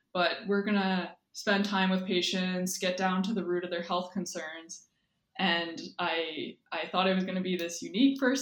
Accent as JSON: {"language": "English", "town": "Windsor", "region": "Ontario", "country": "Canada", "tie": "born or raised there", "said": "I grew up in Windsor, Ontario, southwestern Ontario"}